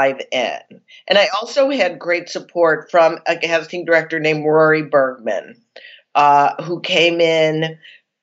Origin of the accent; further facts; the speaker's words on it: Chicago, Illinois, United States; I'm from Chicago.